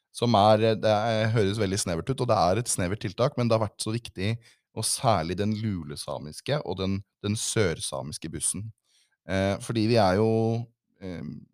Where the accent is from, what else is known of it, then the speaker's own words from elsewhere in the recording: Southern Norway, Norway; jeg er født og oppvokst her sørpå